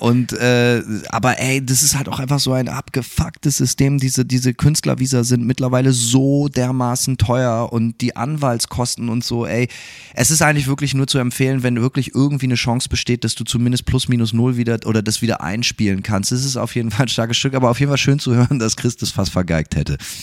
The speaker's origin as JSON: {"language": "German", "country": "Germany", "moved": "yes", "lives_now": "Gainesville, United States", "said": "selber als Deutscher"}